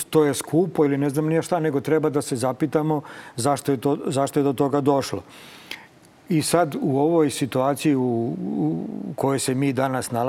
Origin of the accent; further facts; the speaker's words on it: Serbia; kod nas u Srbiji